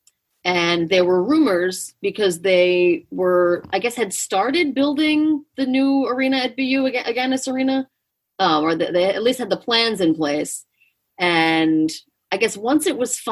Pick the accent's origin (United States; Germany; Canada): United States; Long Island, New York; I'm from Long Island